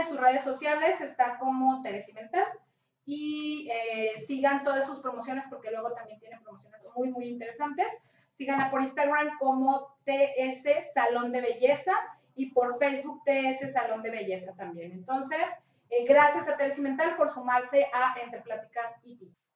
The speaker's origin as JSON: {"language": "Spanish", "country": "Mexico", "said": "como mexicanos"}